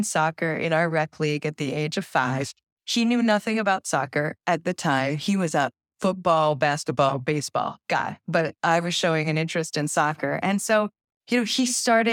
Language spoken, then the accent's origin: English; Bay Village, Ohio, United States; I grew up in Bay Village, Ohio, which is a small suburb just west of Cleveland